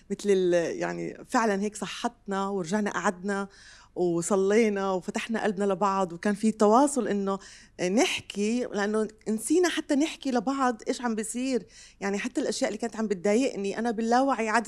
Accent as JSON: {"language": "Arabic", "country": "Jordan", "said": "كيف الرب جمع بسام من لبنان وانا من الاردن"}